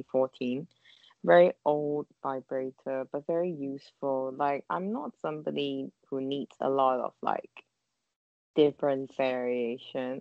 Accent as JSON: {"language": "English", "country": "Hong Kong", "said": "we are from Hong Kong"}